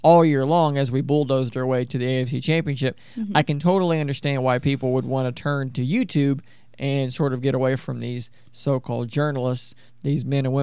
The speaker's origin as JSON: {"language": "English", "country": "United States", "said": "I'm an American. I'm from America"}